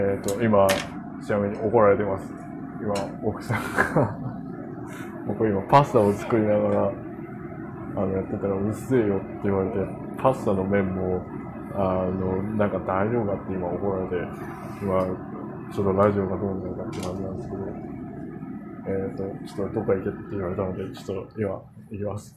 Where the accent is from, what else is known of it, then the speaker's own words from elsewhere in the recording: South Korea; Japanese is a second language; also born or lived in Japan; now in New York, United States; 韓国で生まれたんですけど